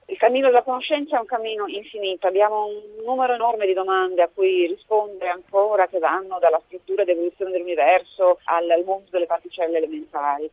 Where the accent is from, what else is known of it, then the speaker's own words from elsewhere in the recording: Italy; moved away as an adult; now in Geneva, Switzerland; io sono cresciuta in Italia, ho studiato in Italia dalla, dalla scuola elementare fino al dottorato compreso